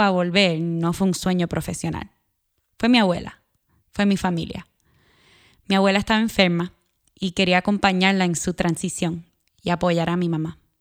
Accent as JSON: {"language": "Spanish", "country": "Puerto Rico", "tie": "born or raised there", "also_born_or_lived": "Northeastern United States", "moved": "as an adult", "said": "Nací y me crié en Puerto Rico, Viví en el noreste de los Estados Unidos por nueve años y regresé en el 2018."}